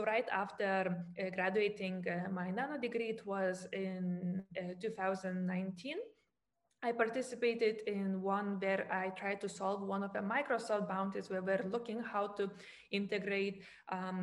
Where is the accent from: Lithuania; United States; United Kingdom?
Lithuania; now in Germany; I come from Lithuania. Currently, I live in Germany